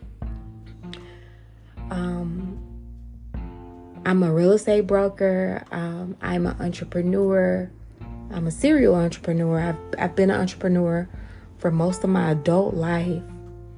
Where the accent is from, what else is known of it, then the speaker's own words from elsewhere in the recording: Atlanta, Georgia, United States; I'm from Atlanta, born and raised